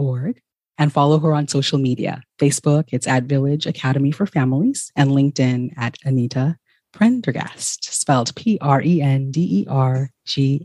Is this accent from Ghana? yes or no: yes; Ghana; moved away; I am originally from Ghana